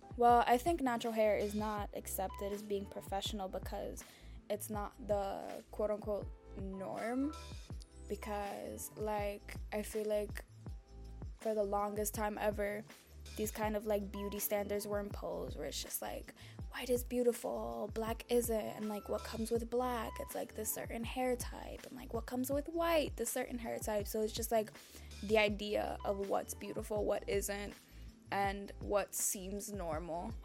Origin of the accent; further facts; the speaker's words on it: Dominican Republic; I'm from the Dominican Republic